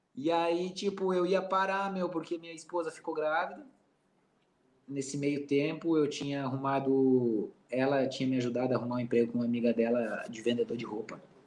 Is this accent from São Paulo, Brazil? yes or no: no; Santa Catarina, Brazil; moved away; eu sou catarinense